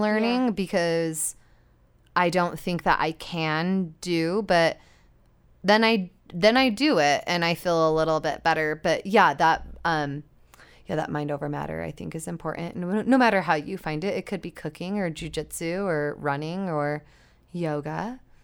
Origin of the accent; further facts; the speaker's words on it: Utah, United States; growing up in Utah, I wasn't really surrounded by water very often.